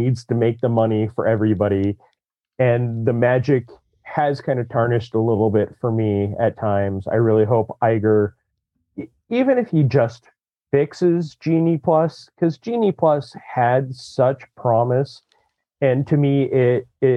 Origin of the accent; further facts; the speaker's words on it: Southern California, United States; I grew up in Southern California as a kid without a lot of money that could go to Disneyland once a year.